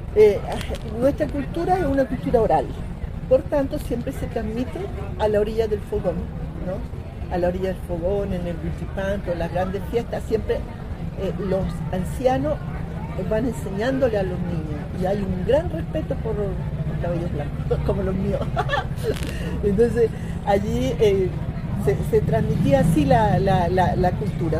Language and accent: Spanish; Cunco, Araucanía, Chile; moved away as an adult; now in Caracas, Venezuela; Cunco, que es el territorio donde yo vivía en una comunidad indígena